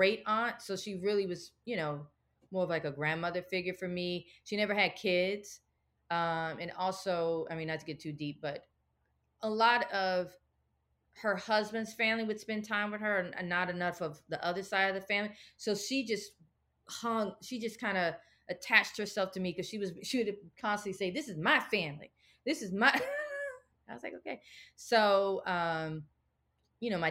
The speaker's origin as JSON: {"language": "English", "region": "the South", "country": "United States", "said": "we're from the South, like my big mama pretty much was a domestic worker"}